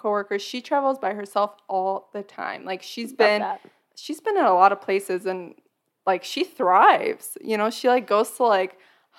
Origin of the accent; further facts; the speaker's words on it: Chicago, Illinois, United States; we're from Chicago. Like, how bad could it be out there?